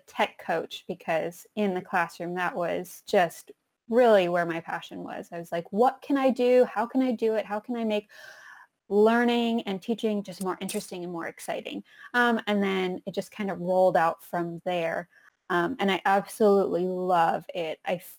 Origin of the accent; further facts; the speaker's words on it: Las Vegas, Nevada, United States; I grew up in Las Vegas.